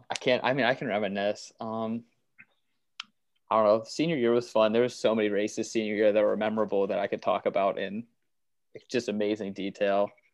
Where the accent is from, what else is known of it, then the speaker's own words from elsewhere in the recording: Waynesburg, Pennsylvania, United States; moved away; I'm originally from Waynesburg, which was 30 minutes away from WVU